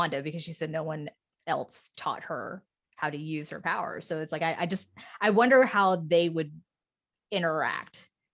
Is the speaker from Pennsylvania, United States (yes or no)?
no; Texas, United States; I'm from Texas